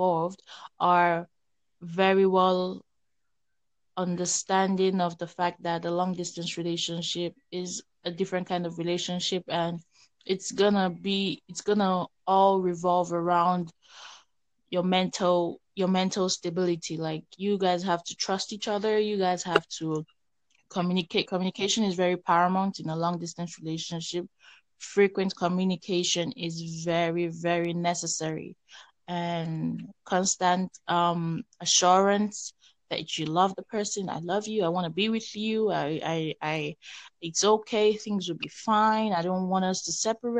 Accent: New Jersey, United States; also born or lived in New York; I'm from Jersey

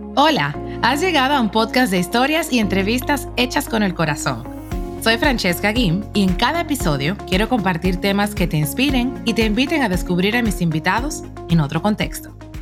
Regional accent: Dominican Republic; moved away as an adult; also born or lived in Barcelona, Spain; República Dominicana, mi país natal. Así es que ya sabes que soy dominicana hasta la tambora

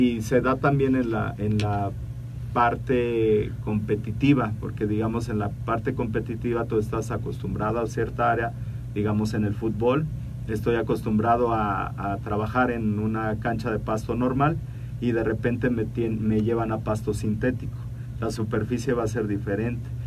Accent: Mexico City, Mexico; los que somos de la Ciudad de, de México

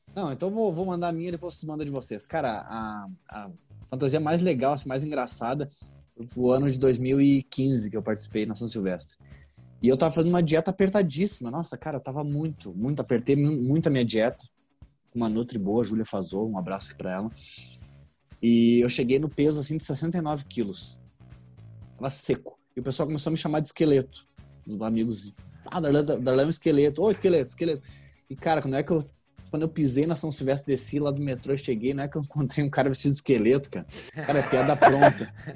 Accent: Rio Grande do Sul, Brazil; moved away as an adult; now in São Paulo, Brazil; sou gaúcho, mas no momento estou morando em São Paulo

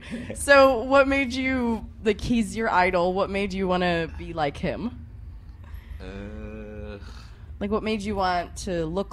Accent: United States; even me as an American

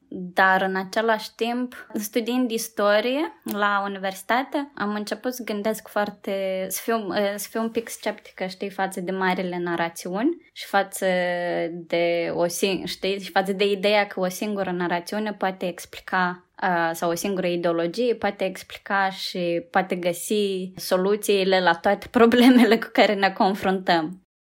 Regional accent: Moldova; moved away as an adult; now in United Kingdom; Am crescut, știi, în Moldova

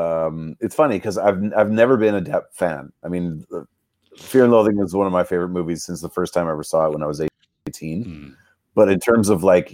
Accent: Canada; we grew up in Canada.

